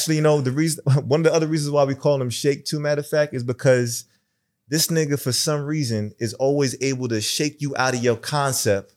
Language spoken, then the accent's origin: English; New York City, New York, United States; I'm from Brooklyn too